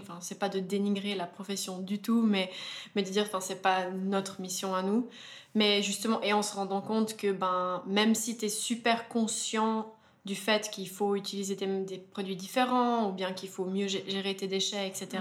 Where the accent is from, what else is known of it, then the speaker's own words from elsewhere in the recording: Verbier, Valais, Switzerland; on est vraiment amis d'enfance, donc on a grandi ensemble à Verbier